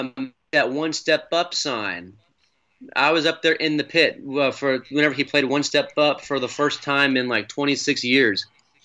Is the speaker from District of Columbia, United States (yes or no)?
no; Spring, Texas, United States; I born and raised in the Houston area, just north of Houston, in a town called Spring, right near the Woodlands.